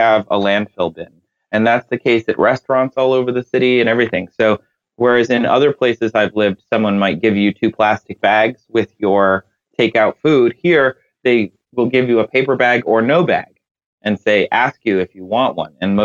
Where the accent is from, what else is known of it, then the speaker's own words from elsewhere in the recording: Midwest, United States; I grew up in the Midwest, in the U.S.